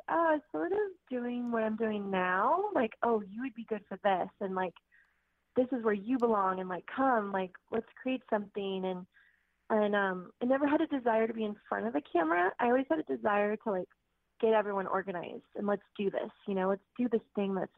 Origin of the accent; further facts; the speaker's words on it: Greenbrae, California, United States; I was born actually in Green Bray, California, which is up Marin County